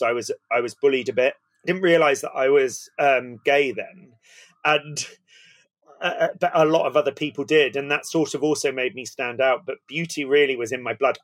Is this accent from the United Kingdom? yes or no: yes; Somerset, South West England, United Kingdom; also born or lived in East London; I was born in East London and brought up down in Somerset